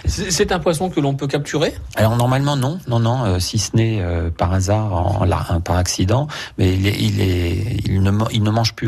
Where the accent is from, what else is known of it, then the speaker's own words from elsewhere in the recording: France; chez nous en France